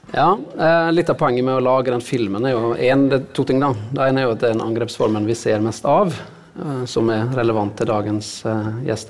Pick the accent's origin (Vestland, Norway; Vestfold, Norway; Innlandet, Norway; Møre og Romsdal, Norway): Møre og Romsdal, Norway; Sunnmøre; der jeg vokste opp, i havgapet. På Sunnmøre.